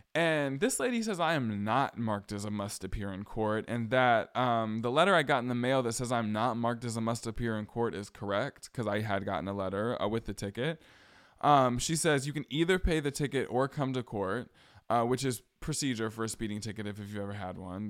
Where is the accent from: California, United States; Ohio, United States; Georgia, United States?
Georgia, United States; hometown where Ahmaud Arbery was killed; moved away as an adult; also born or lived in Atlanta area, Georgia; now in Boston, United States; This is when I still lived in my hometown. My hometown where Ahmad Arbery was killed.